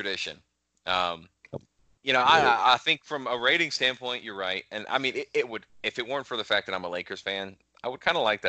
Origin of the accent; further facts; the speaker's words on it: Tobacco Road, North Carolina, United States; us growing up on Tobacco Road